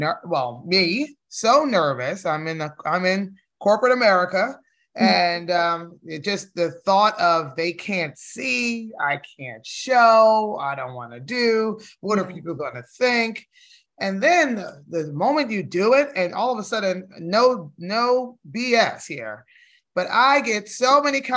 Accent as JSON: {"language": "English", "region": "New Jersey", "country": "United States", "tie": "born or raised there", "moved": "yes", "lives_now": "Georgia, United States", "said": "I live in Georgia now. And we're from Jersey. I was born in Jersey."}